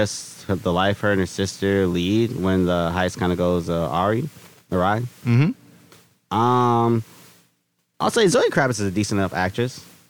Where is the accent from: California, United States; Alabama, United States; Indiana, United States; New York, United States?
California, United States; Inglewood; I grew up in Inglewood.